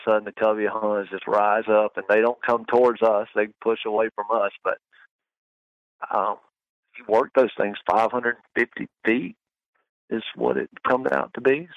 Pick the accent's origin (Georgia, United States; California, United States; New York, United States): Georgia, United States; I'm from Georgia and it's pretty thick here